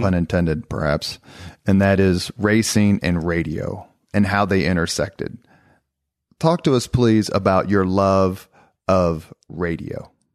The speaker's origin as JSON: {"language": "English", "town": "Indianapolis", "region": "Indiana", "country": "United States", "tie": "born or raised there", "said": "growing up in Indianapolis"}